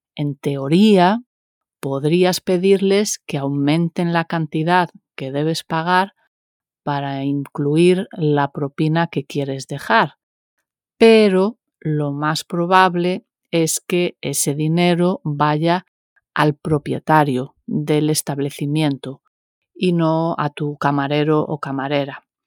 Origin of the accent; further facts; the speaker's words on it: Galicia, Spain; como buena gallega que soy